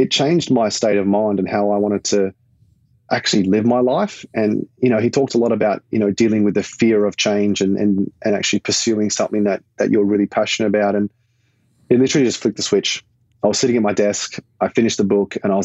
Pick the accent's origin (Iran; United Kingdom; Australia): Australia; Perth, Western Australia; moved away; Growing up in Perth, I absolutely loved it. I still do. I miss home every day